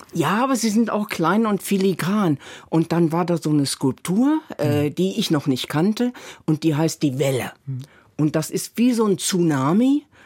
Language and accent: German; Northern Germany, Germany; ich komme ja aus Norddeutschland